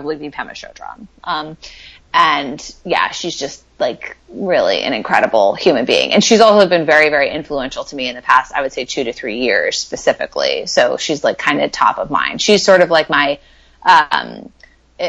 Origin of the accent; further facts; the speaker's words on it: New York City, New York, United States; now in West Coast, United States; I'm from New York